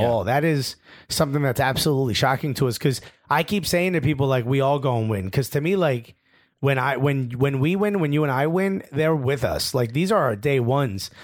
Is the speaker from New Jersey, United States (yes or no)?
yes; Newark, New Jersey, United States; I grew up in Newark